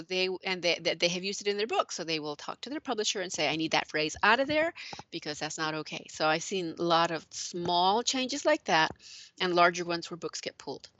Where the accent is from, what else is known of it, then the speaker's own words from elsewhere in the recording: New Mexico, United States; moved away as an adult; also born or lived in Illinois; growing up in New Mexico